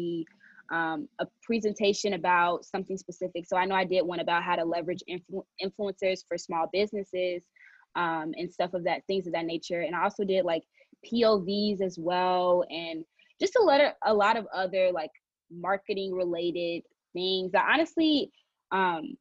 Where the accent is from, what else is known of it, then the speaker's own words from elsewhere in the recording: Nigeria; I'm Nigerian.